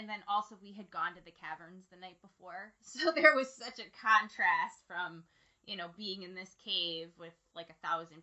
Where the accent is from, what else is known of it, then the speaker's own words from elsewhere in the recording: Jacksonville, North Carolina, United States; I'm born and raised in North Carolina, but I lived on the coast. I lived on Camp Lejeune